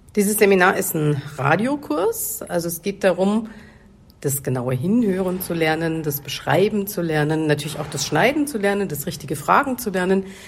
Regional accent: Kremenchuk, Poltava Oblast, Ukraine; Ich komme aus der Ukraine, aus äh, der Stadt Kremenchuk, Poltava-Gebiet.

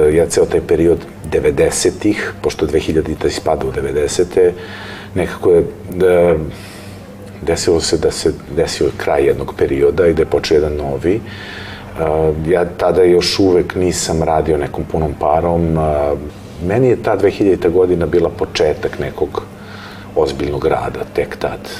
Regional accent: Belgrade, Serbia; ja sam rođen u Beogradu i meni Beograd je nekako moj grad

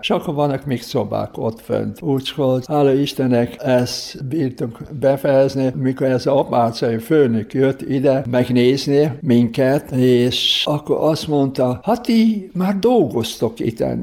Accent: Slovenia; Hungarian is a second language; moved away; én szlovén vagyok, szlovén pap, aki itt a magyar hívek között dolgozik

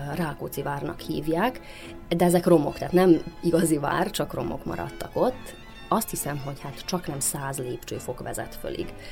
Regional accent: Central Banat, Vojvodina, Serbia; középbánáti születésű vagyok

